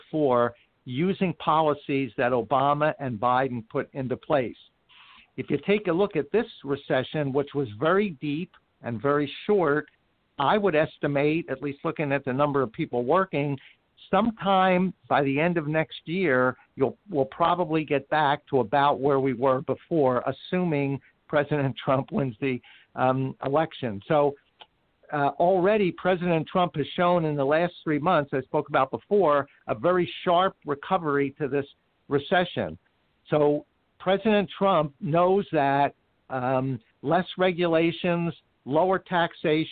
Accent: Philadelphia, Pennsylvania, United States; moved away; I'm from Philadelphia originally

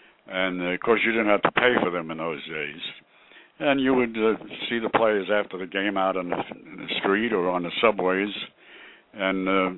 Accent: New York City, New York, United States; also born or lived in Bay Ridge, Brooklyn; I was born in Park Slope, September 17th, 1926. And I lived in Park Slope for 60 years before I moved out here to Bay Ridge.

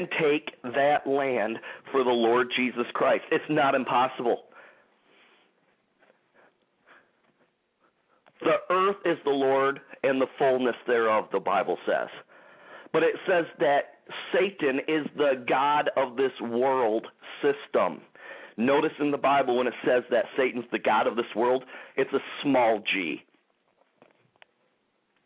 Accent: Detroit, Michigan, United States; in the Detroit, Michigan area here, my hometown

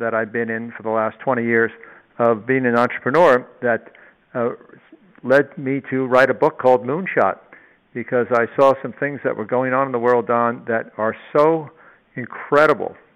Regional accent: New York City, New York, United States; born or raised there; also born or lived in Long Island

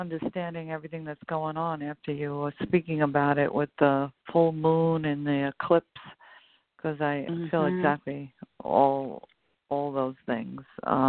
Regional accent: Long Island, New York, United States; I'm from Long Island, New York.

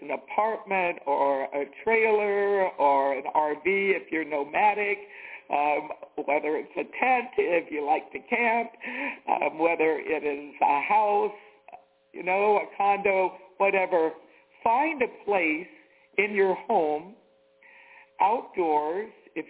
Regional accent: the South, United States; moved away; I'm from the South

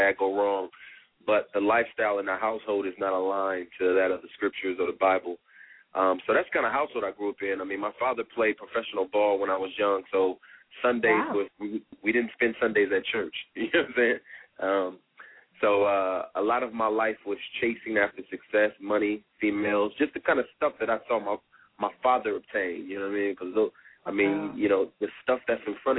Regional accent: California, United States; moved away as an adult; also born or lived in Tuskegee, Alabama; I'm from California, came to know the Lord when I was in college at Tuskegee University.

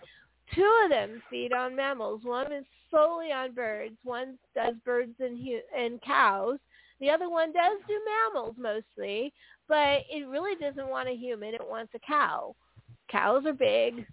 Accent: San Francisco Bay Area, California, United States; I grew up in San Francisco Bay Area in in the 80s

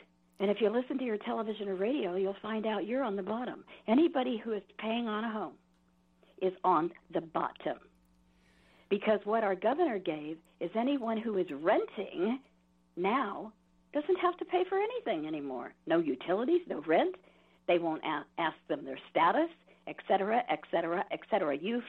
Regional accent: California, United States; I don't come from here. I come from Southern California, then the Bay Area, and then here.

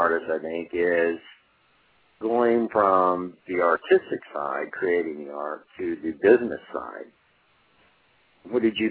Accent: Southwest, United States; I grew up in the Southwest

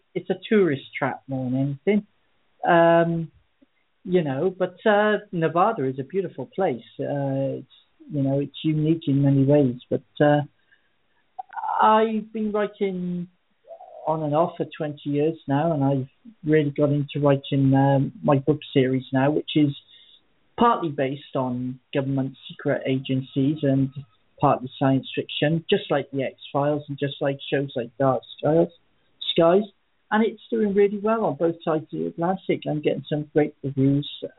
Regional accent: Abergavenny, Wales, United Kingdom; I usually pronounce the town I live in. It's called Abergavenny. It's quite difficult to pronounce. I was born in Abergavenny

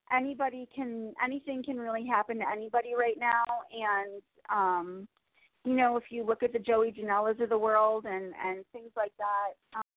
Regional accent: New York City, New York, United States; I'm from New York City

